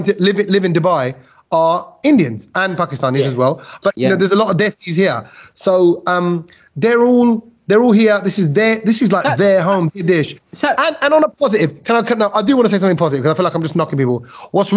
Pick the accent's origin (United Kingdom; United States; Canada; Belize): United Kingdom; I'm British